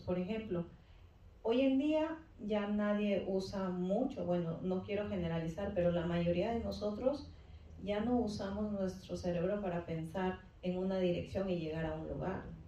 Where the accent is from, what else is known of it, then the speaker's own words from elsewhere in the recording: Peru; moved away as an adult; ya casi llego a los 40, así es que eh, estudié seis años, ejercí dos años en mi país y después pues, me vine para acá